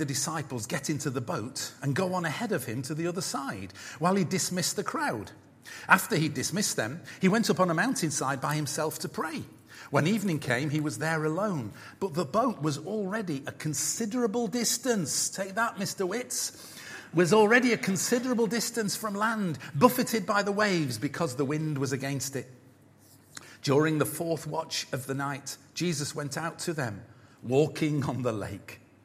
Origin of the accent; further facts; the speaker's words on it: United Kingdom; being British